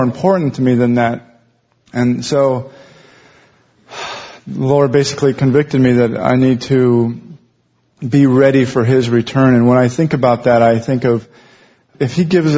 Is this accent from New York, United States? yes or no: no; Montana, United States; moved away as an adult; also born or lived in Los Angeles area; now in Los Angeles, United States; I'm from Montana. I moved down here to work in the film business about 15 years ago